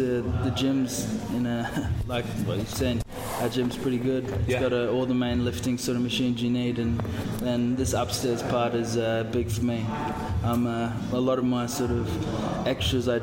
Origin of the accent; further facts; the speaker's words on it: Gold Coast, Queensland, Australia; also born or lived in Toulon; now in Manchester, United Kingdom; I'm from the Gold Coast